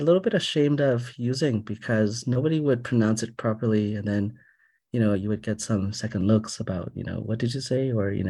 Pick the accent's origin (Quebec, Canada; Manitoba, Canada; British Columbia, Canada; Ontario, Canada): Quebec, Canada; Montreal; I was born in Montreal and I grew up in Montreal.